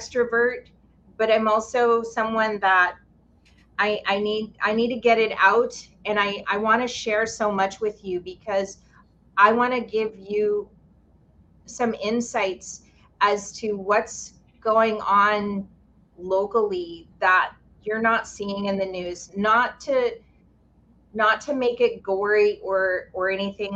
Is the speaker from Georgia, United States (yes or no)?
no; Lahaina, Hawaii, United States; born or raised there; now in Maui, United States